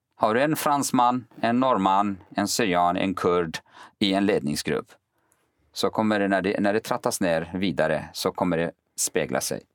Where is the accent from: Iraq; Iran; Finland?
Iraq; Kurdistan Region; now in Sweden; jag är kurd